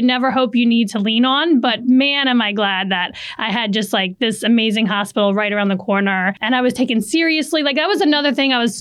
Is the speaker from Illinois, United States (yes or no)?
no; New Orleans, Louisiana, United States; moved away as an adult; now in Saratoga Springs, United States; I'm from New Orleans